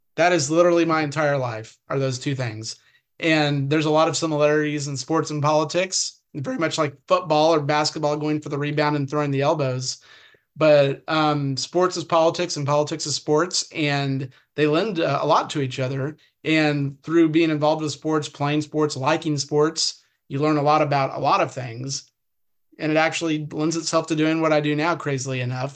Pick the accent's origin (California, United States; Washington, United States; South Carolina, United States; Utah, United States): California, United States; also born or lived in Odessa, Texas / Oklahoma City, Oklahoma; now in Arizona, United States; I grew up in the Pac-10 area, you know, Pac USC, UCLA games, the Rose Bowl was 10 miles from my house